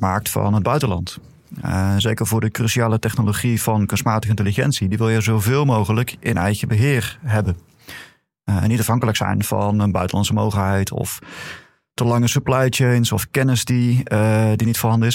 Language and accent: Dutch; Netherlands; als Nederlanders